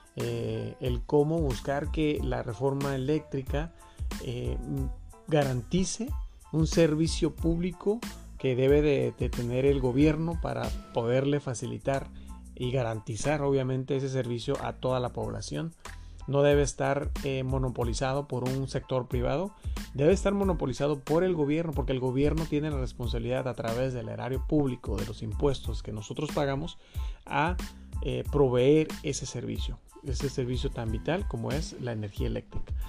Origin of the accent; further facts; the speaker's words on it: Mexico; nosotros como mexicanos